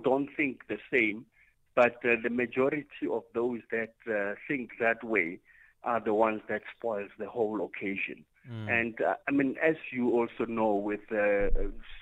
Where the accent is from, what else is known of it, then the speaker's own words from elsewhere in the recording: South Africa; I am a South African